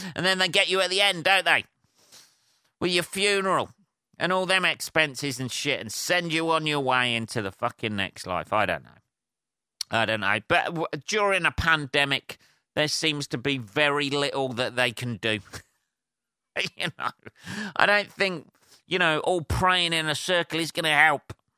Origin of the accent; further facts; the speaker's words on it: Northampton, East Midlands, United Kingdom; Northampton, my hometown, by the way, or Northamptonshire, my um, my county